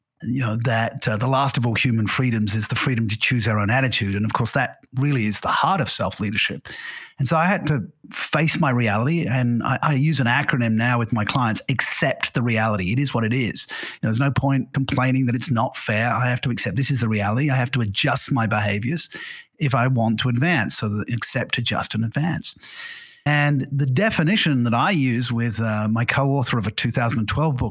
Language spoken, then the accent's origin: English; England, United Kingdom; moved away as an adult; also born or lived in Singapore; now in Portugal; English by birth. I went to an English grammar school